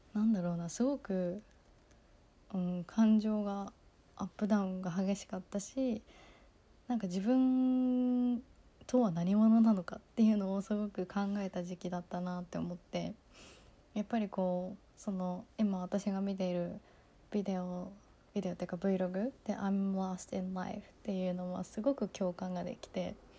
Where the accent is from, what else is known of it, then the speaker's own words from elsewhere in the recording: Kagoshima, Japan; also born or lived in United States; 高校は地元の鹿児島に鹿児島の高校に行って